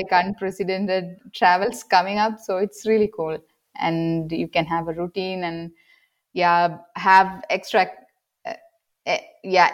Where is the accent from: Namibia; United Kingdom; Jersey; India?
India; South India; moved away as an adult; now in Germany; my hometown